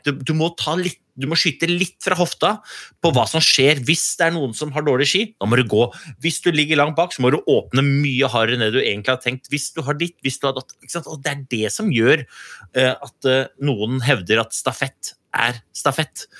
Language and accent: Norwegian; Norway; For vi er jo nordmenn